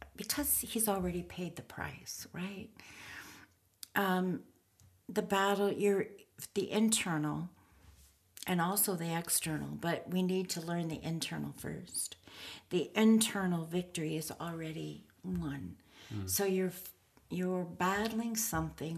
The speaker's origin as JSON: {"language": "English", "country": "Canada", "said": "I don't know that I necessarily define myself first as a Canadian"}